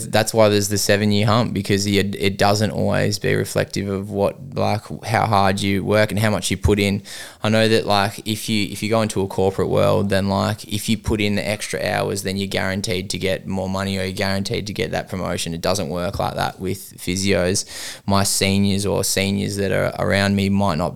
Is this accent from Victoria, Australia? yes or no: yes; Melbourne, Victoria, Australia; moved away as an adult; now in Western Australia, Australia; I'm from Melbourne originally